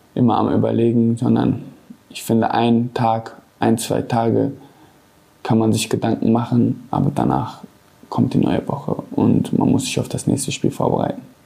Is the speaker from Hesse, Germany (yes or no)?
no; Gelsenkirchen, North Rhine-Westphalia, Germany; Ich bin in Gelsenkirchen geboren, bin hier zur Schule gegangen auf Bergerfeld